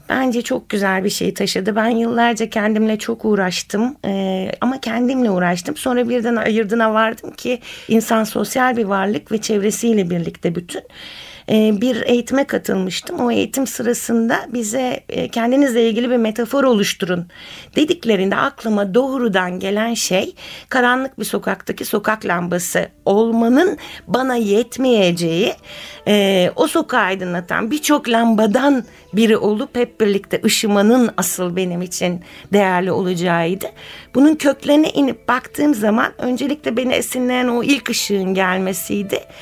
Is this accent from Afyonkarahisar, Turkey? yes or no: no; Istanbul, Turkey; İstanbulluyum ben